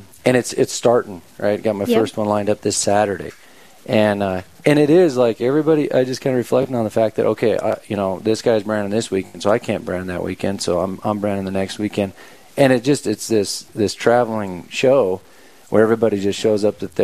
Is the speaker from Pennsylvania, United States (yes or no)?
no; Wyoming, United States; I love Wyoming. It's my home state, and I'm just so thankful to be home.